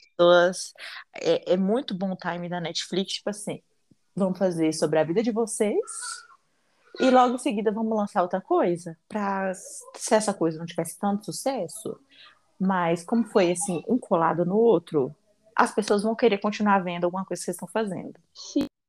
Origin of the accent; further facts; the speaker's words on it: Minas Gerais, Brazil; Eu não tenho língua presa, eu sou mineira